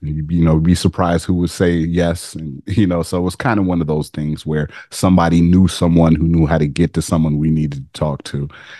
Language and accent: English; Las Vegas, Nevada, United States; I grew up in Vegas